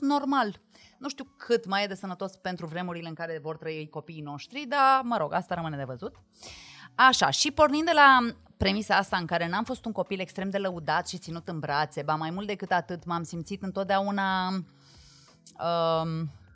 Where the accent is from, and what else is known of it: Măgești, Bihor County, Romania; now in Bucharest, Romania